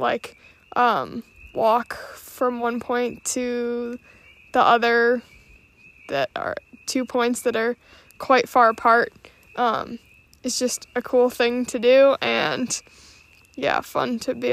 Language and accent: English; Massachusetts, United States; now in Vermont, United States; I grew up in Massachusetts, but I live in Vermont now and call it home.